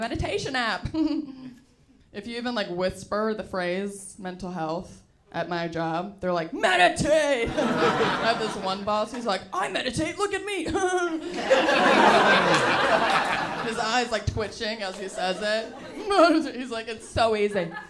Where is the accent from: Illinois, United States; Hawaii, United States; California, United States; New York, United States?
California, United States; San Francisco; I grew up in San Francisco